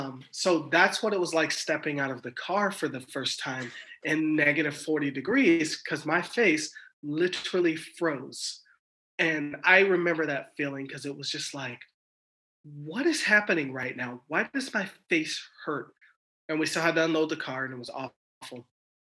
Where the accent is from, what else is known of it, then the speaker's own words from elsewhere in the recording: Germany; born there; also born or lived in Georgia, United States / Alaska, United States; my dad was in the military, and I lived all over the world. I was born in Germany. Everybody else in my family was born in Los Angeles. And so I moved to Alaska when I was 12.